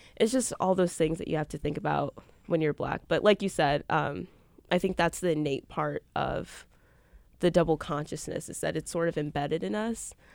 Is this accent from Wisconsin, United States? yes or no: yes; Milwaukee, Wisconsin, United States; I'm a journalism major from Milwaukee, from the Northwest side.